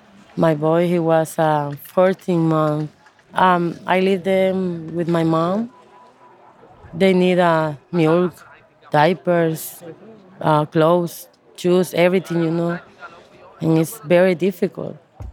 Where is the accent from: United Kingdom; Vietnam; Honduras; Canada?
Honduras; moved away as an adult; also born or lived in South Carolina, United States; I am 38 years old. I'm from Honduras.